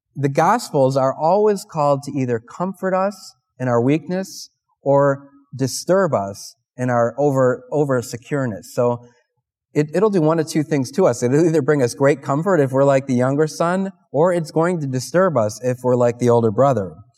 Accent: Parma, Ohio, United States; I'm from Holy Family in Parma

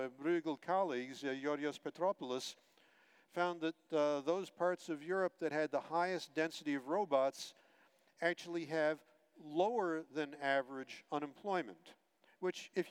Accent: United States; I'm American too, by birth

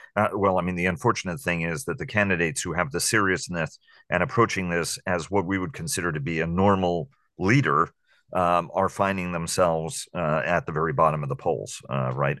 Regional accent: New York City, New York, United States; born and raised on the Upper West Side of Manhattan

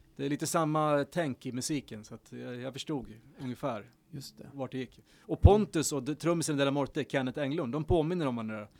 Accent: Horndal, Dalarna County, Sweden; Horndal, där växte jag upp och lärde mig mycket

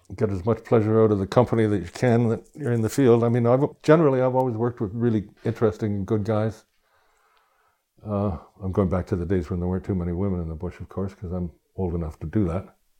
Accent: Toronto, Ontario, Canada; I grew up near the Scarborough Bluffs

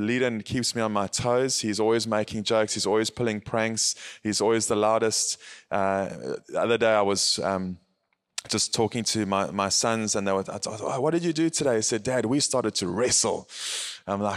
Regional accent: Howick, KwaZulu-Natal, South Africa; I'm from South Africa, a place called Howick, Howick. And it is in the Midlands

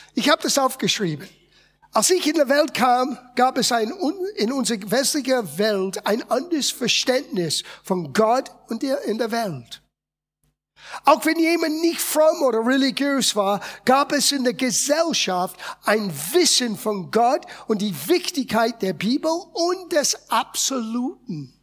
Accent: United States; German is a second language; moved away as an adult; now in Germany; ich bin in Amerika geboren und aufgewachsen.

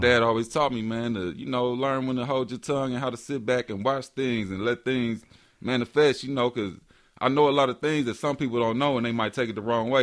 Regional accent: Marion, Indiana, United States; I was born in Marion, Indiana, small town. Grew up in the church

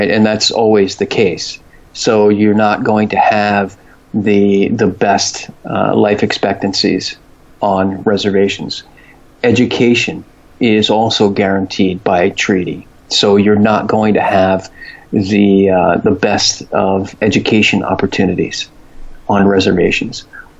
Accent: New York, United States; born there; I was born in New York, but I want to live in San Diego, California because of the climate

